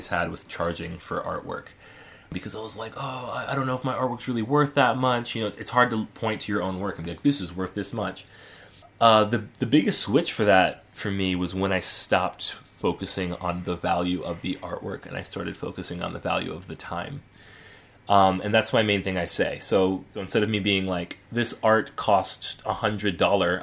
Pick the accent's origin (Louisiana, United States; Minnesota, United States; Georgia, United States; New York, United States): Georgia, United States; Atlanta; we were pretty well off growing up in the Atlanta suburbs